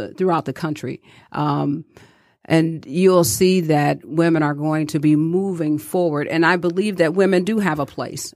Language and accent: English; Detroit, Michigan, United States; growing up in Detroit, I watched my grandmother